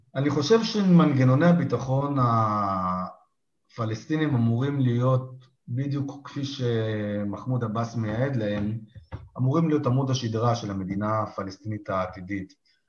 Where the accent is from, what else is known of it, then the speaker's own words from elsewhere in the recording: Israel; בתור ישראלים